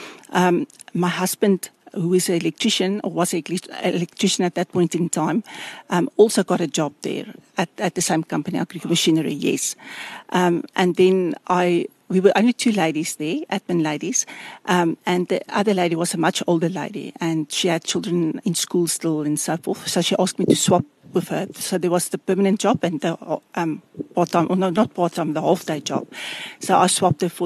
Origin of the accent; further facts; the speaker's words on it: Phalaborwa, Limpopo, South Africa; moved away as an adult; also born or lived in Tzaneen; So I grew up in Palaborwa